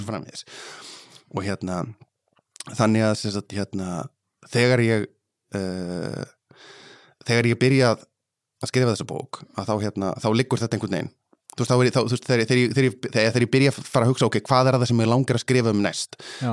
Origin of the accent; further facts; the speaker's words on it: Ísafjörður, Westfjords, Iceland; ég er alveg upp á Ísafjörði